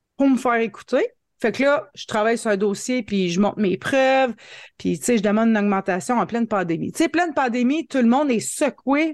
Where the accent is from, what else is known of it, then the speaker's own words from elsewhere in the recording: Hearst, Ontario, Canada; Je suis native de Hearst en Ontario. C'est une petite ville, mais petite ville fort chaleureuse de 5000 habitants. Euh, je suis née ici, je suis venue à l'école ici, j'ai étudié ici, je suis encore ici, j'ai pas déménagé